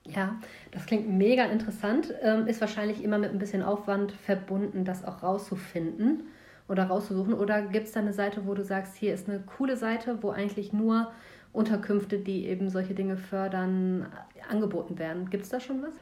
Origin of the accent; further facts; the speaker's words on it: Germany